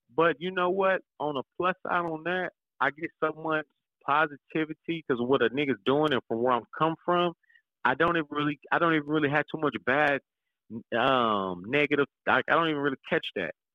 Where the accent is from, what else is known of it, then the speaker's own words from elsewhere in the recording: Kansas City, Kansas, United States; I'm from Wanda, I'm from Kansas